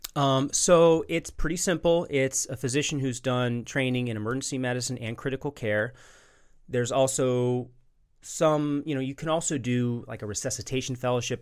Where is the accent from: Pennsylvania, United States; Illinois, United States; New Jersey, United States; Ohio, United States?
Illinois, United States; Chicago; moved away as an adult; also born or lived in Kansas City / West Virginia; now in Birmingham, United States; I'm originally from Chicago, born and raised